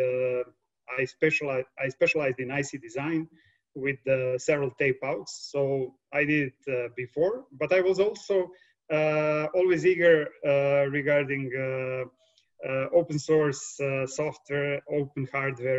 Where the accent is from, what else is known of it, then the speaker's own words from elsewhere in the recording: Serbia; also born or lived in Delft, Netherlands / Vienna, Austria / Berkeley, California; I'm coming from Serbia